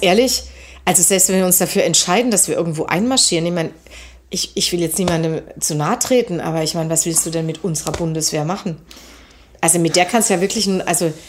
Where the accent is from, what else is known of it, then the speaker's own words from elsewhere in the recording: Germany; als Deutsche